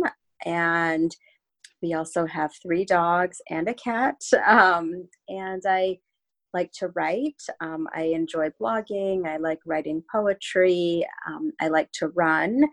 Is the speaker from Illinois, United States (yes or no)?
yes; Chicago, Illinois, United States; moved away as an adult; now in Newport Beach, United States; I'm originally from the Midwest, from Chicago, which is where I grew up